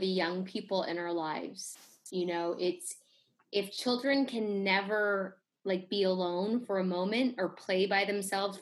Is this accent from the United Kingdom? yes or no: no; Canada; I grew up in Canada